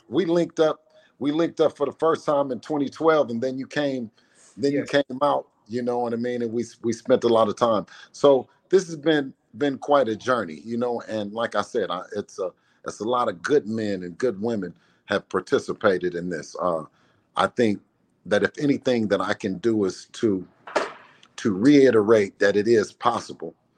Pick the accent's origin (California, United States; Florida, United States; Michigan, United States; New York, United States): California, United States; Oakland; my hometown of Oakland